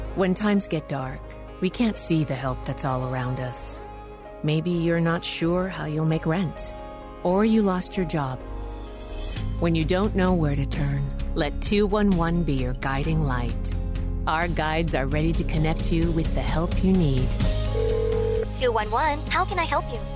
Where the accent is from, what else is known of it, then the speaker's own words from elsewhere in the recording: New York City, New York, United States; I'm from New York City and or from New York State.